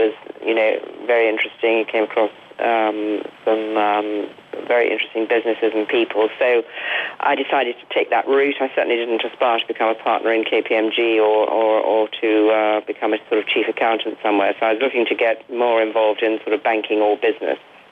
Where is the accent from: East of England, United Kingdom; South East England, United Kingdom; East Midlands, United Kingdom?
East Midlands, United Kingdom; Derby; I was born in Derby, which is a rather uninteresting town in the middle of England, and had a sort of perfectly normal middle-class sort of upbringing